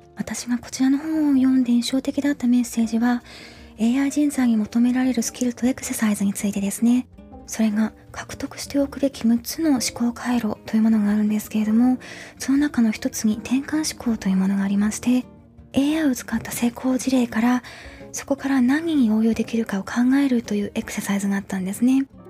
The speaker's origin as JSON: {"language": "Japanese", "region": "Yamagata", "country": "Japan", "tie": "born or raised there", "moved": "as an adult", "lives_now": "United States", "said": "山形の私の実家になるんですけれども"}